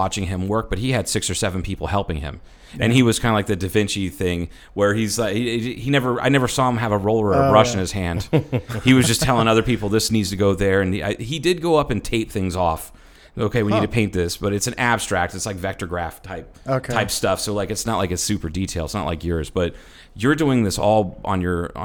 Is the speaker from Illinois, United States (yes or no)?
no; Ohio, United States; did a mural in my hometown in Ohio called Rising Sun, Setting Sun